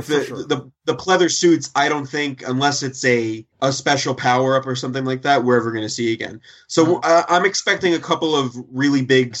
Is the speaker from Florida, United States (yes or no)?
no; New York, United States; I'm from New York. We don't like trains.